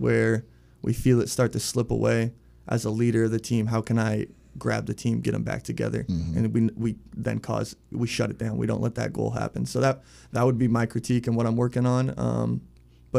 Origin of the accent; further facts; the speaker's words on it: Arlington, Washington, United States; now in Richmond, United States; I'm from Arlington, Washington, hour north of Seattle, small town, other side of the country